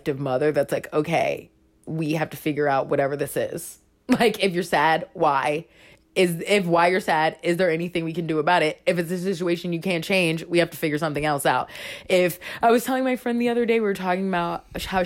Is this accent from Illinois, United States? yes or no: no; Florida, United States; also born or lived in Baltimore, Maryland; I was born in Baltimore, but I grew up in Florida